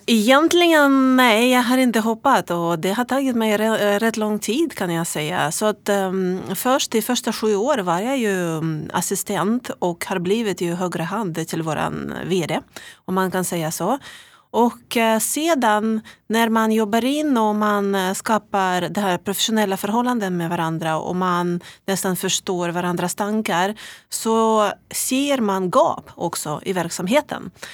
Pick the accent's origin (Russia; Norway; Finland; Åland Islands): Russia; accent: Russian accent; Swedish is a second language; moved away as an adult; also born or lived in Umeå, Sweden; now in Sweden; ni hör ju på min äh, vackra brytning att jag kommer från Ryssland